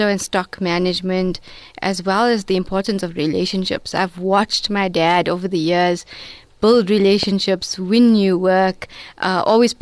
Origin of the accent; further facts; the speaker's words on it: Durban, KwaZulu-Natal, South Africa; I'm a Durban girl from Reservoir Hills